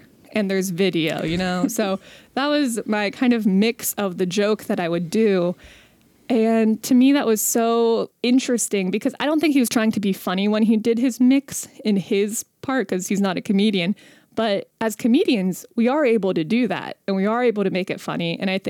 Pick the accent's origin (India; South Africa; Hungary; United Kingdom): India; I used to have a joke about how how people would say things to me about being Indian, like because I'm Indian.